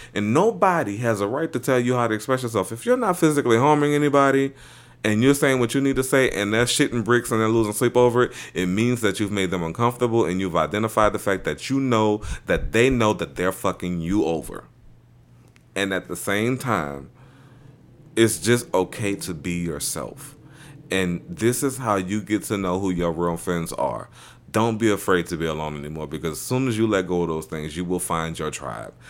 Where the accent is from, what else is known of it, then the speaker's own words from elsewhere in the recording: New Orleans, Louisiana, United States; living in New Orleans, growing up around Mardi Gras, both of the houses I grew up in are right off the parade routes